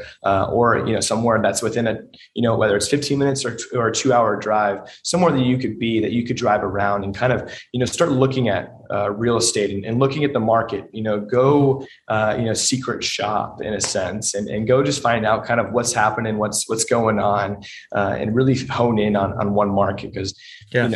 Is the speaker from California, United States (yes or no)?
yes; Huntington Beach, California, United States; I grew up in Huntington Beach, California